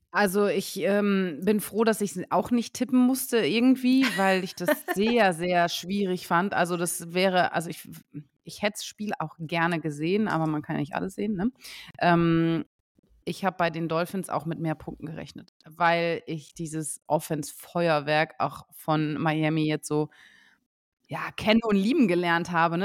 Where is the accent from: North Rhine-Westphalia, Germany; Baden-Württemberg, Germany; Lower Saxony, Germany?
Lower Saxony, Germany; Osnabrück; moved away; Ich komme ja eigentlich aus Osnabrück